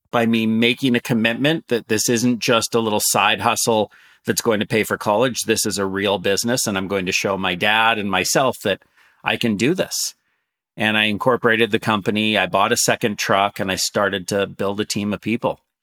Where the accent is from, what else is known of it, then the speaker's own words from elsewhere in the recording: Canada; also born or lived in San Francisco, United States; I'm, I'm Canadian and I'm, I've been raised mostly in Canada